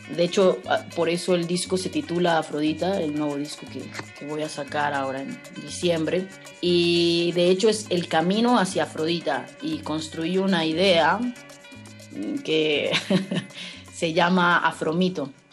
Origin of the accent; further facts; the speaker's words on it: Mexico; also born or lived in Mexico City / Bacalar; como mujeres mexicanas